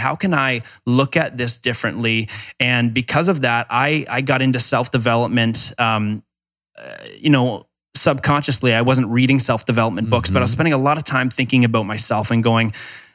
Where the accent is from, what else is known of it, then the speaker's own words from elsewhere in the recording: Canada; I'm from Canada